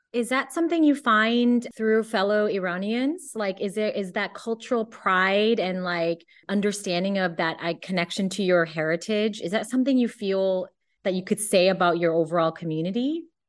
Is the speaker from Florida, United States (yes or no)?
no; Cupertino, California, United States; I grew up in Cupertino